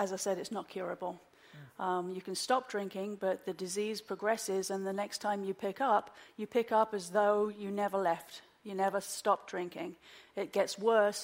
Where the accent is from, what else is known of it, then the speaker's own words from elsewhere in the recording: London, United Kingdom; moved away as an adult; also born or lived in Oxford; now in Wilmington, United States; I'm originally from London. I was born and raised in London